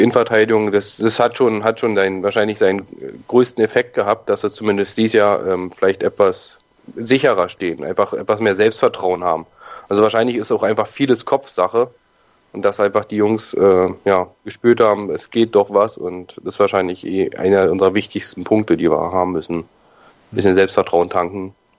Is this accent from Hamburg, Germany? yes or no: no; Berlin, Germany; ich komme ja aus Berlin